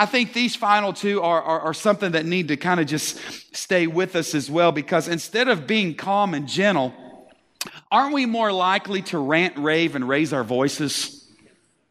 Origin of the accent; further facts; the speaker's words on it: Texas, United States; We're from Texas